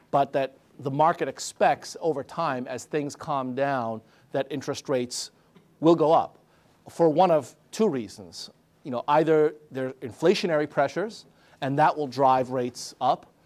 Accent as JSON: {"language": "English", "country": "Argentina", "said": "I'm I'm from Argentina, right?"}